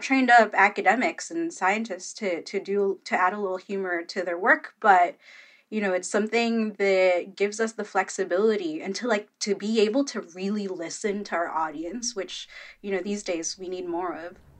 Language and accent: English; Philippines; I'm Filipino